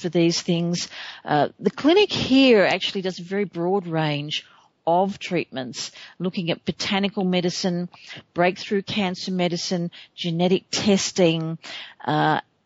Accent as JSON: {"language": "English", "country": "Australia", "said": "my home country of Australia"}